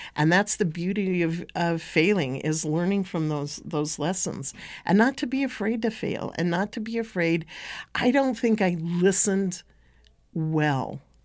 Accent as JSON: {"language": "English", "country": "United States", "said": "I come from Techi'tni and Toriya'tchi'tni, Bashesh'i, the Dene Nation."}